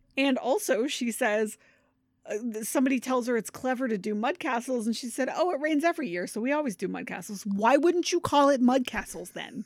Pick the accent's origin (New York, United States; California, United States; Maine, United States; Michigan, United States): Maine, United States; now in Connecticut, United States; I'm originally from Maine